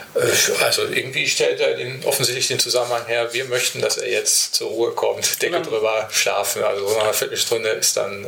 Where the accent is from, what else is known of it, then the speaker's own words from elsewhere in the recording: Paderborn, North Rhine-Westphalia, Germany; moved away; Paderborn, also jetzt meine Heimatstadt